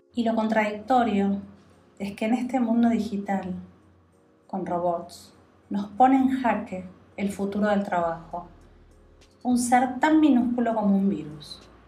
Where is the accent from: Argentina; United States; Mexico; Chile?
Argentina; somos los ciudadanos argentinos